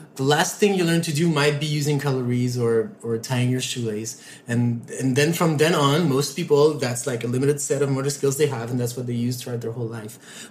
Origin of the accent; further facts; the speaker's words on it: Montreal, Quebec, Canada; i grew up in montreal